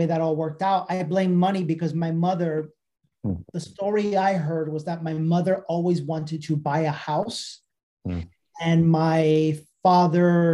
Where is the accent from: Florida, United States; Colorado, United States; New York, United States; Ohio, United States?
New York, United States; New York City; I grew up in New York City